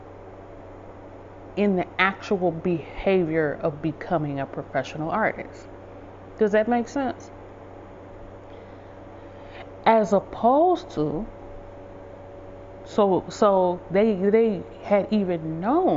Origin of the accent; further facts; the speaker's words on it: Detroit, Michigan, United States; I grew up in Southwest Detroit